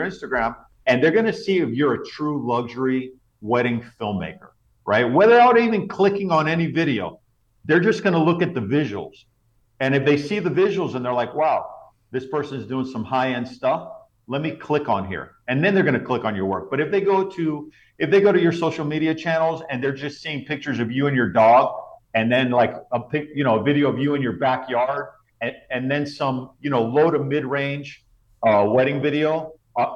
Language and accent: English; South Florida, United States; my hometown in South Florida